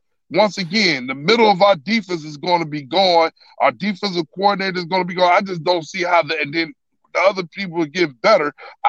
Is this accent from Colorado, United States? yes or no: no; St. Louis, Missouri, United States; I'm from St. Louis, but grew up a Buffalo Bills fan my whole life.